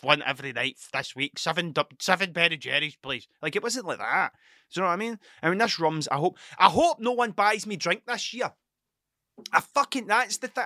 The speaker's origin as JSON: {"language": "English", "region": "Scotland", "country": "United Kingdom", "said": "I'm Scottish"}